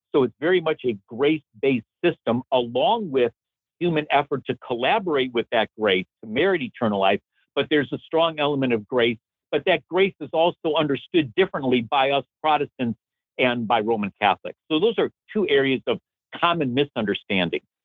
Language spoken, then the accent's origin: English; Chicago, Illinois, United States; moved away; I'm born and raised in Chicago